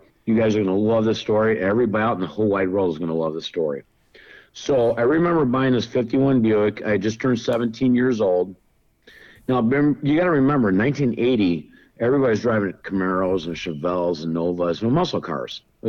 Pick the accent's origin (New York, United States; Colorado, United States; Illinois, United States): Illinois, United States; Chicago; we're from Chicago here.